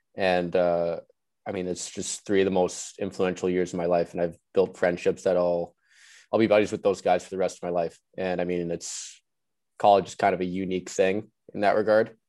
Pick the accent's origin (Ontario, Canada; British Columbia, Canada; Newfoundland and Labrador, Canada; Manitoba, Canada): British Columbia, Canada; Vancouver; moved away; growing up in Vancouver